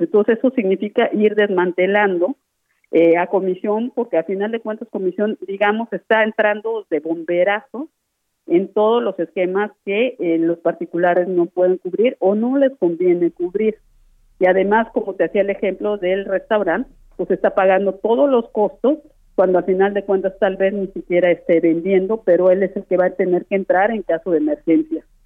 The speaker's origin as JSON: {"language": "Spanish", "country": "Mexico", "said": "como pueblo mexicano"}